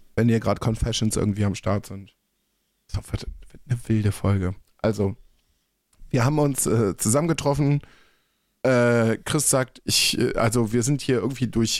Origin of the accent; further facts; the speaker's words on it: North Rhine-Westphalia, Germany; moved away as an adult; also born or lived in Berlin; Ich bin 30 Jahre in NRW äh, aufgewachsen.